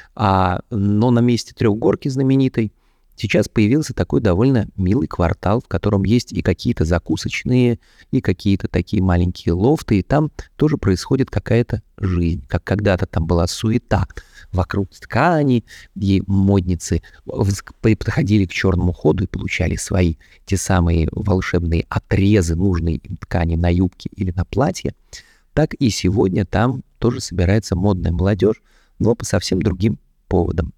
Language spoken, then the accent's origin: Russian; Moscow, Russia; Я тот самый коренной москвич, который существует. Шесть поколений моей семьи жили в одном районе Москвы, на Таганке